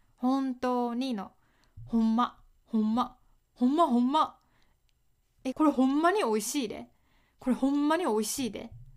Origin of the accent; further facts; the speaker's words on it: Kyoto, Japan; accent: Kansai-ben; 私は関西出身ですえっ、ー、と京都のまあ、下の方大阪 に近い京都で生まれました